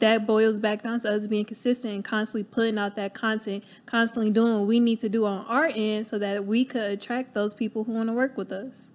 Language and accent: English; Cleveland, Ohio, United States; moved away as an adult; I'm from Cleveland, Ohio, born and raised